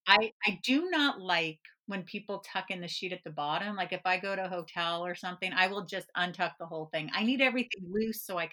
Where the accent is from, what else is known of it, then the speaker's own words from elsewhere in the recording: California, United States; moved away; I grew up in California